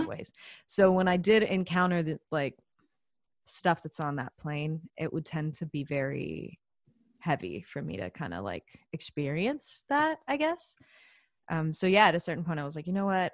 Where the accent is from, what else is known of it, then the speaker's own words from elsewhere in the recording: the South, United States; I'm also from the South, so I grew up going to church